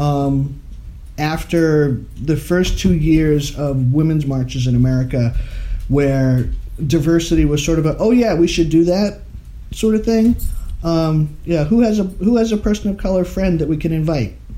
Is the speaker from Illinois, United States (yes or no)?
no; Maine, United States; moved away as an adult; also born or lived in Massachusetts; now in Galloway, United States; I grew up in Maine.